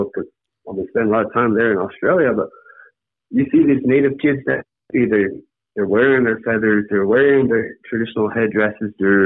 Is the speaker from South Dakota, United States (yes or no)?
yes; Lakota country, Rosebud Reservation, South Dakota, United States; I come here from Lakota country